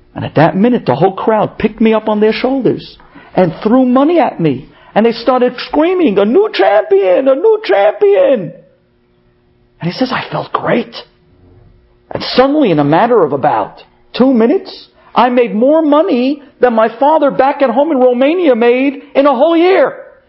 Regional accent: United States; moved away as an adult; now in Israel; as an American

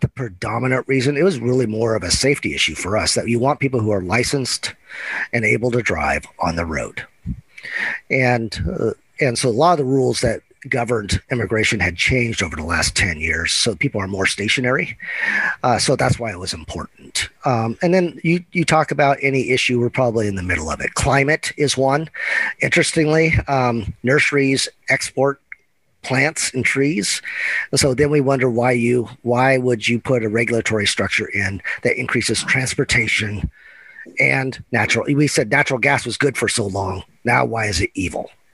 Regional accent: Eugene, Oregon, United States; I'm a Oregon native, grew up in Eugene

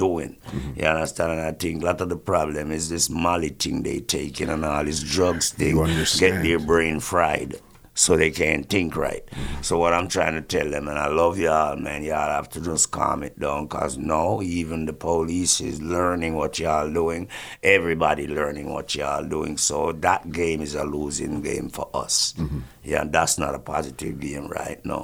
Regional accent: Kingston, Kingston Parish, Jamaica; now in Canada; I'm from Rockford, Coal Gangster City, you know, Jamaica, Kingston

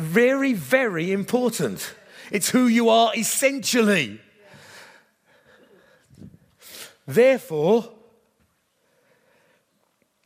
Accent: England, United Kingdom; My identity is I am in Christ, united with all who are in Christ, and happen to be English

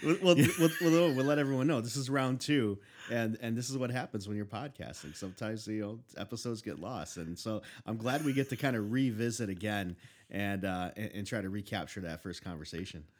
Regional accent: Chicago, Illinois, United States; I grew up, I was born and raised in Chicago

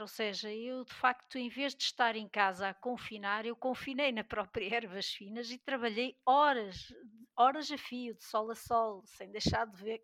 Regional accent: Peso da Régua, Norte, Portugal; now in Vila Real, Portugal; sou do Douro, da Régua, mas vivo em Vila Real

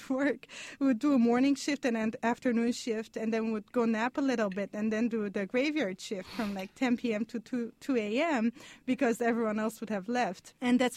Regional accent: Lebanon; moved away as an adult; also born or lived in Montreal, Canada; now in Stanford, United States; I'm Armenian. I grew up in Lebanon. And I lived, you know, a big part of my life in Canada, in Montreal.

